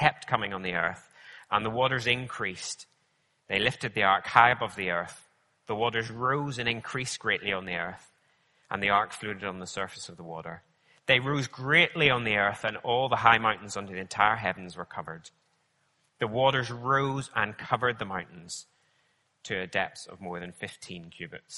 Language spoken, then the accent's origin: English; Northern Ireland, United Kingdom; I grew up in Northern Ireland, so I know all about rain